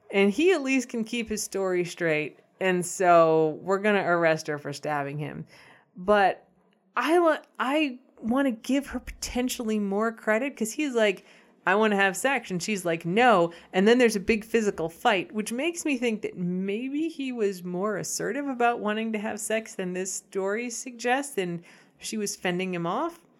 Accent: United States; as an American

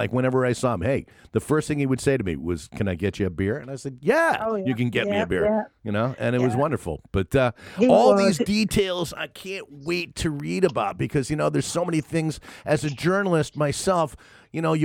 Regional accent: United States; moved away; also born or lived in Connecticut; I grew up on the East Coast too. I grew up in New York and in Connecticut.

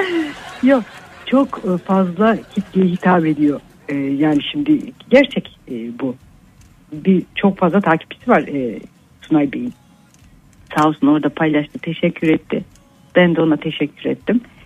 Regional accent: Kayseri, Kayseri Province, Turkey; also born or lived in Nevşehir; Kayseri'de yaşıyorum ben e, yani hep burada yaşadım.

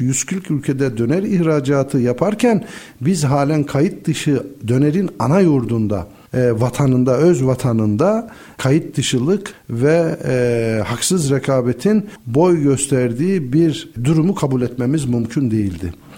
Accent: Black Sea Region, Turkey; Karadeniz insanı olarak devletle millet arasındaki çok gönül köprülerinin olmadığı çocukluk yıllarımızı onu gördük.

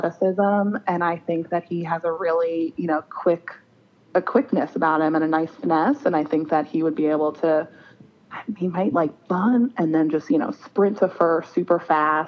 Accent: Long Island, New York, United States; now in Philadelphia, United States; I grew up on Long Island

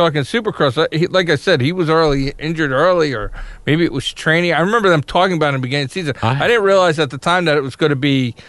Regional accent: United States; I'm an American.

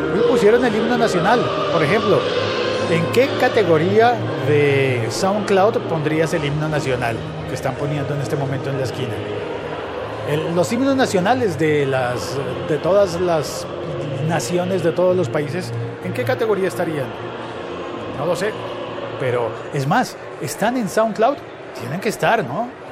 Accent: Colombia

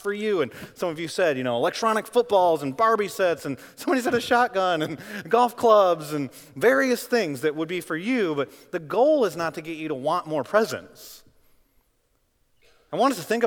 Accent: Midwest, United States; Growing up in the Midwest

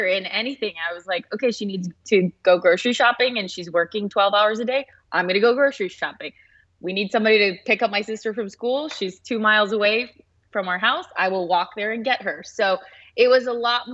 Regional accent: Los Angeles, California, United States; I was born in L.A., and I've lived here for most of my life

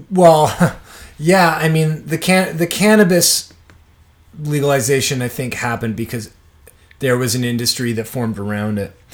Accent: Toronto, Ontario, Canada; I grew up in Toronto

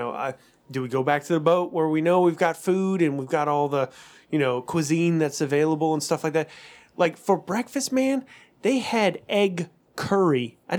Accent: Louisiana, United States; I'm not from here. You're not? And I was like, no, I'm from Louisiana.

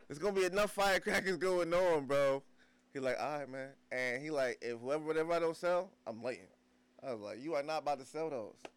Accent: New Jersey, United States; moved away; I'm so from Jersey

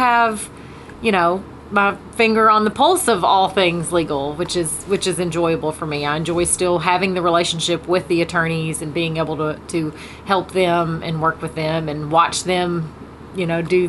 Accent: Sumner County, Tennessee, United States; also born or lived in Madison, Tennessee; I'm from Sumner County for the most part. We moved here when I guess I was one. From Madison. So I was, okay. I've been here pretty much my entire life and graduated from Gallatin High School.

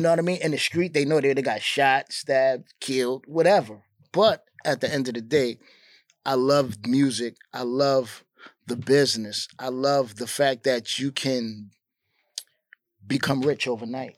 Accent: New York City, New York, United States; I'm from Queensbridge. It's not like I'm just from Queens.

